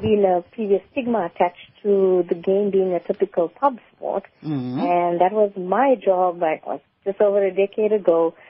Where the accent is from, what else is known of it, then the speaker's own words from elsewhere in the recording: South Africa; apart from just being an Indian female in the community, it was taboo across South Africa for women to be acknowledged as good players in that particular code of sport.